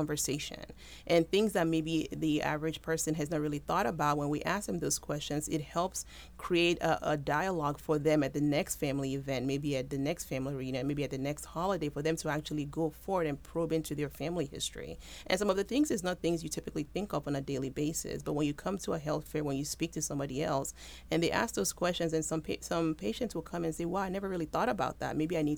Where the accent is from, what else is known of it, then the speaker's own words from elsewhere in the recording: Houston, Texas, United States; So I moved here from Texas, but I always say Texas was my segue because my parents are actually Nigerian, so I'm a first-generation American.